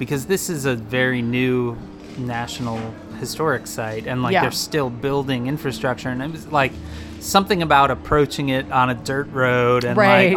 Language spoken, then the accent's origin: English; Midwest, United States; growing up in the Midwest